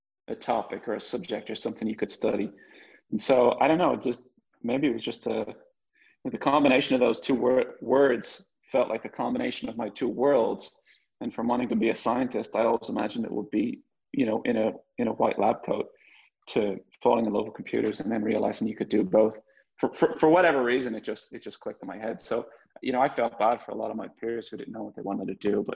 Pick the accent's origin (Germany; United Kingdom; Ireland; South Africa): Ireland; Dublin, Leinster; moved away as an adult; also born or lived in San Francisco Bay Area; I was born in Dublin, Ireland.